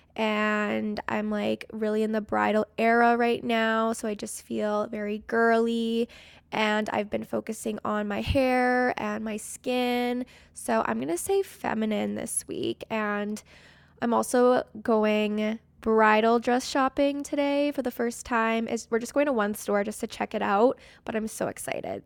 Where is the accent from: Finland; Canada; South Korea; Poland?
Canada; I'm from Canada